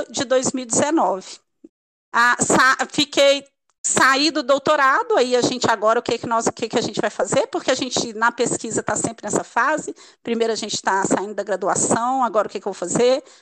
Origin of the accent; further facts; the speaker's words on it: Minas Gerais, Brazil; eu sou mineira, né? Ao longo do podcast todo mundo vai ver esse sotaque, então vai entender muito bem.